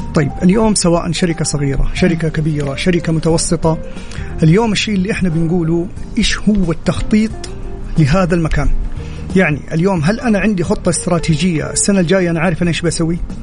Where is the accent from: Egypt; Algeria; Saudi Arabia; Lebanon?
Saudi Arabia; انا كشاب سعودي